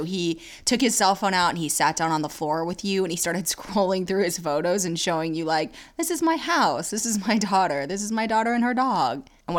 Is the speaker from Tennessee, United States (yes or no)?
yes; Nashville, Tennessee, United States; accent: Southern; Yes, I'm Southern. I was born in Tennessee, guys. Nashville.